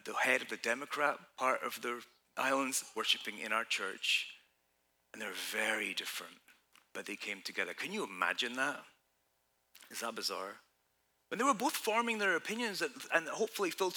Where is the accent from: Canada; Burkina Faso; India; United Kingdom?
United Kingdom; Scotland; now in United States; I'm from Scotland, you know, we got our troubles